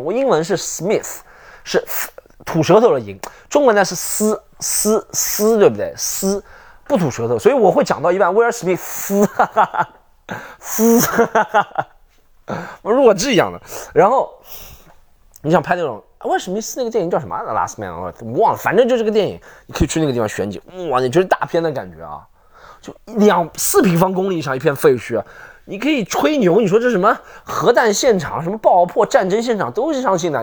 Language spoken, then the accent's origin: Chinese; Shanghai, China; accent: Shanghai; 你们对上海，就我这个口音的人